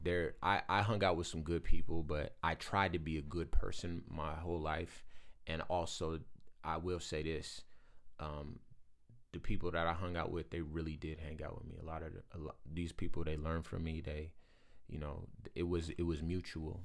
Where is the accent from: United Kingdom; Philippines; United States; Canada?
United States; Compton, California; I am from Compton